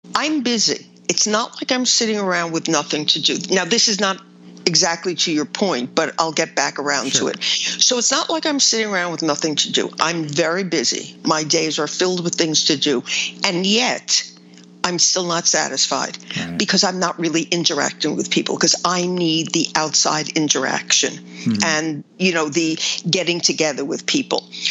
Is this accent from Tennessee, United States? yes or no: no; New York, United States; I've lived here my whole life.